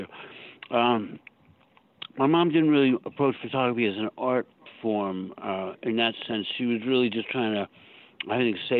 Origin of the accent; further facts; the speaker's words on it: Long Island, New York, United States; No, I grew up on Long Island.